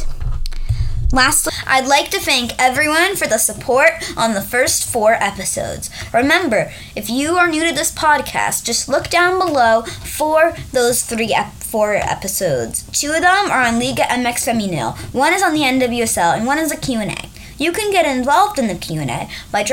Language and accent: English; New York, United States; I am from New York